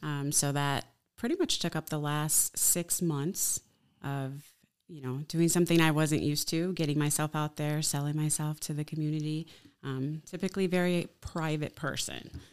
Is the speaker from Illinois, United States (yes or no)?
yes; Chicago, Illinois, United States; now in Oshkosh, United States; I'm from Chicago